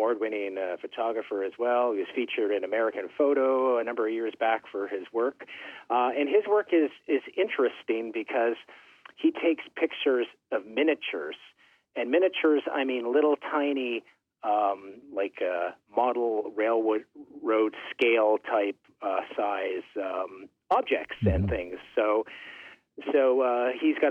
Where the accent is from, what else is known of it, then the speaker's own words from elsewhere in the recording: Thunder Bay, Ontario, Canada; I grew up in Thunder Bay, which is like at the top of Lake Superior.